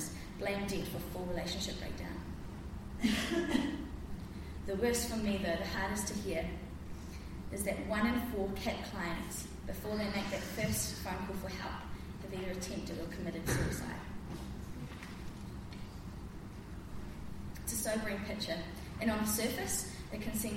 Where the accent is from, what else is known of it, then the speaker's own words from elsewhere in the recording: Christchurch, Canterbury, New Zealand; also born or lived in Auckland; I grew up in Christchurch, having the privilege of being brought up in the church.